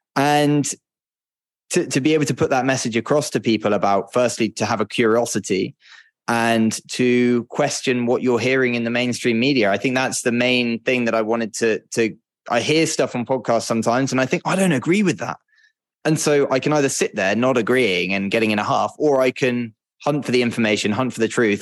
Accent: United Kingdom; moved away; I'm a British guy

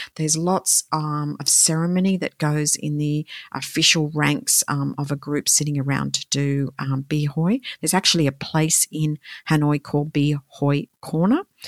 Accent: Australia; I'm from Australia

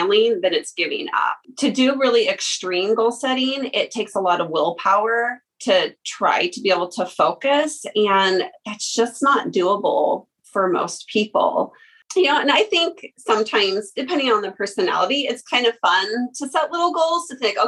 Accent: Lewiston, Idaho, United States; I was born and raised here in the Lewis Clark Valley, graduated at Lewiston High School

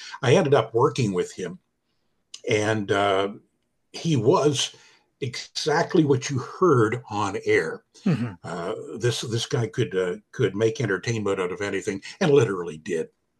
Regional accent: Halifax, Nova Scotia, Canada; born there; I was born in Halifax, Nova Scotia, Canada.

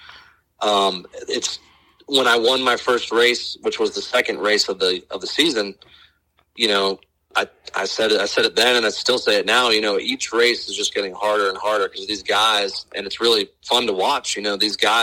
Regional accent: Palm Beach area, South Florida, United States; moved away as an adult; now in Pensacola, United States; I grew up in South Florida, actually, Palm Beach area, and moved up to Pensacola around 2011

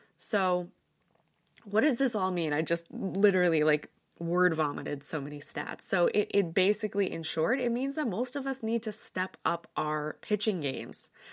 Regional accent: New York, United States; Growing up in New York, I have my fair share of friends who have ended up in the business

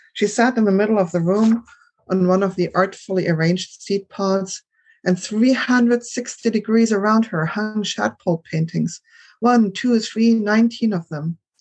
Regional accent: Germany; moved away; I grew up in Germany

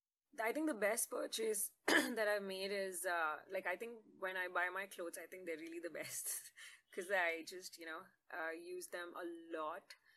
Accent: Jeddah, Makkah Province, Saudi Arabia; But I did grow up in Jeddah, that's in Saudi Arabia.

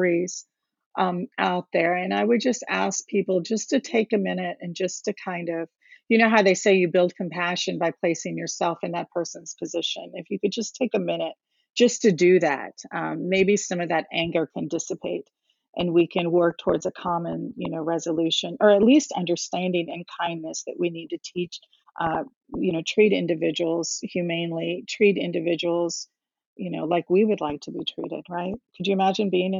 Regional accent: Cincinnati, Ohio, United States; also born or lived in India / Texas; When I first came to this area, into Cincinnati, we came from Texas and kind of lived here for the majority of life

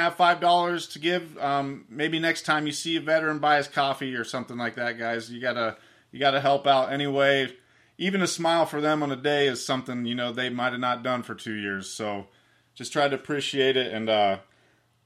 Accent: Ohio, United States; I'm from Ohio.

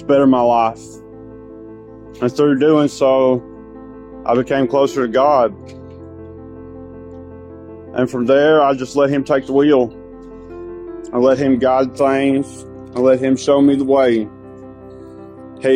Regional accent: Bryson City, North Carolina, United States; I'm from Bryson City, North Carolina.

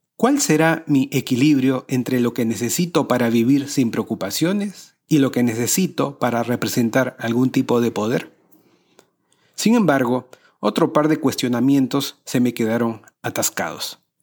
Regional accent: Peru; En países latinoamericanos como el mío

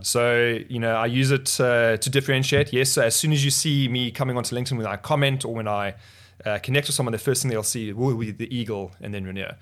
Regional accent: Botswana; also born or lived in South Africa; now in Cape Town, South Africa; I grew up in Botswana. My parents, uh, moved to Botswana when we, when I was two years old

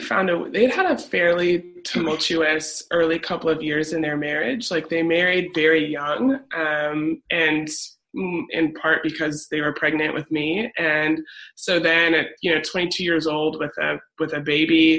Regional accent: Cedar Rapids, Iowa, United States; moved away; I grew up in Cedar Rapids, Iowa

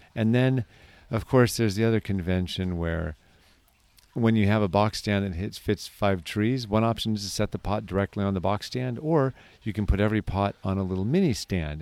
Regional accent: California, United States; as a Californian

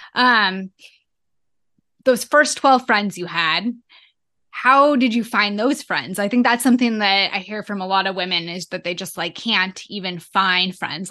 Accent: Boise, Idaho, United States; Boise, Idaho. That's where I'm from.

